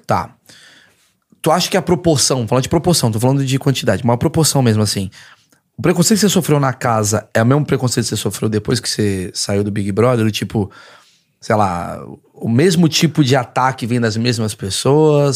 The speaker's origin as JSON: {"language": "Portuguese", "country": "Brazil", "said": "sou do Brasil"}